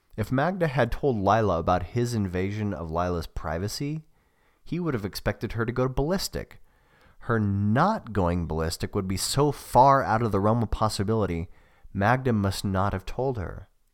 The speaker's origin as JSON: {"language": "English", "country": "United States", "also_born_or_lived": "Australia", "said": "I'm an American"}